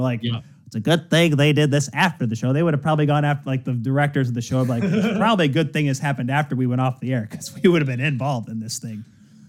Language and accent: English; Grand Rapids, Michigan, United States; also born or lived in Ontario; growing up in the 90s of the IHL here in Grand Rapids